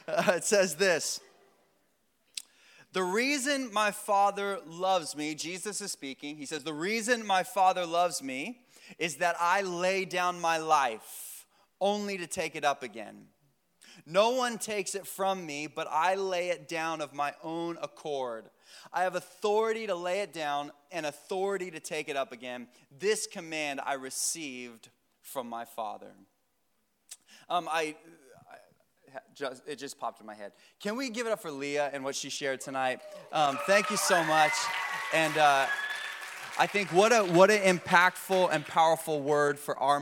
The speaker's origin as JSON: {"language": "English", "town": "Vero Beach", "region": "Florida", "country": "United States", "tie": "born or raised there", "said": "I grew up here in Vero"}